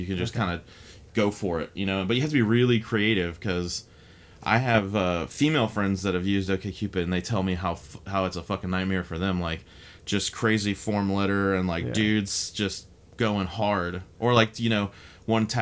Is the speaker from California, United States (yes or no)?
no; Texas, United States; now in San Francisco, United States; where I'm from Texas